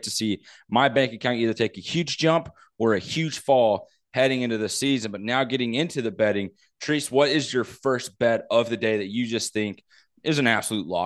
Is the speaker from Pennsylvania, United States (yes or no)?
no; Missouri, United States; I'm from Missouri. For those of you may not know, but I live right along the Missouri Kansas uh, state line borders.